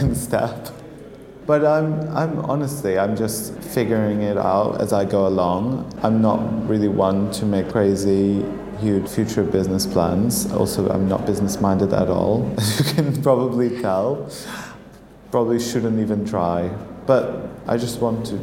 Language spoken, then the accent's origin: English; Portugal; moved away as an adult; now in London, United Kingdom; I'm originally from Portugal, but I've been studying and working in London